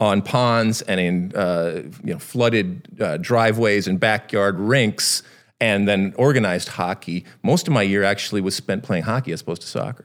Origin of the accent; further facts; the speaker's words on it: Michigan, United States; moved away as an adult; I grew up in Michigan, but I did not grow up on a farm